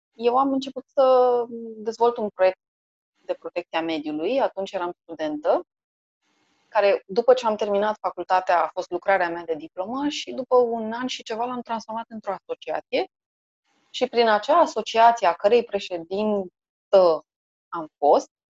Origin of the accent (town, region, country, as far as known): Bucharest, Romania; born or raised there